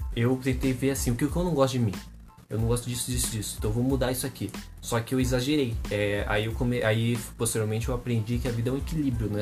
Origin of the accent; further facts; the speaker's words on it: Artur Nogueira, São Paulo, Brazil; moved away; also born or lived in Limeira; eu morei grande parte da minha vida em Arthur Nogueira